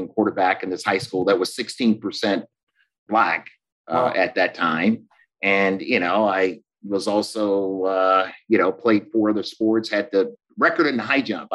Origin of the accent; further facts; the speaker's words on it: Florence, Alabama, United States; I'm the youngest of seven. I'm from Florence, Alabama.